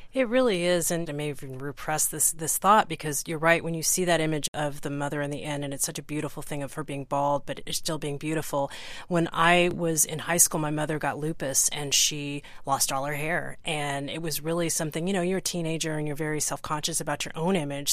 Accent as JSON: {"language": "English", "region": "Texas", "country": "United States", "tie": "born or raised there", "said": "I grew up in Texas"}